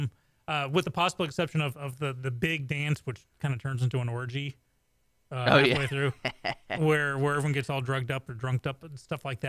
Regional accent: England, United Kingdom; moved away; when people know I grew up in England

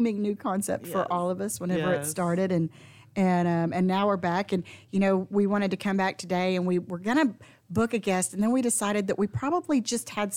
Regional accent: the South, United States; we're from the South. We hug around here.

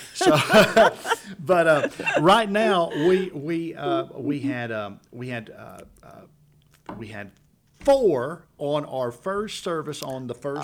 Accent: Louisiana, United States; now in Conroe, United States; I'm from Louisiana

